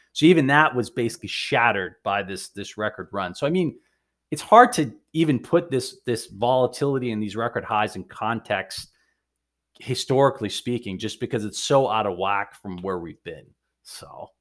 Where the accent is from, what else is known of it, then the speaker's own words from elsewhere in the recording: Maine, United States; now in Boston, United States; I'm originally a Mainer